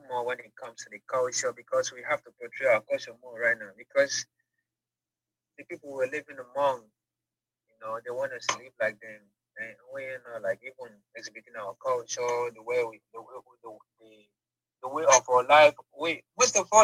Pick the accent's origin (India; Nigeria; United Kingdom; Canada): Nigeria; Igbo, Igboland; first language Igbo; English is a second language; moved away as an adult; now in Dubai, United Arab Emirates; I'm an Igbo boy.